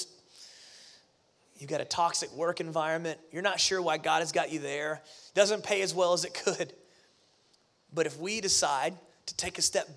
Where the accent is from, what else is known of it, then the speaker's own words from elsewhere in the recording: Pensacola, Florida, United States; moved away; I grew up in Pensacola, Florida, near the Gulf Coast